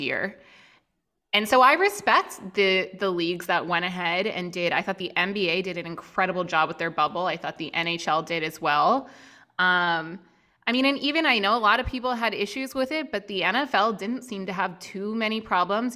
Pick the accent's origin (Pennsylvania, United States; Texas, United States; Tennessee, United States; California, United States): Pennsylvania, United States; outside Philadelphia; moved away as an adult; also born or lived in Chicago; just outside Philly.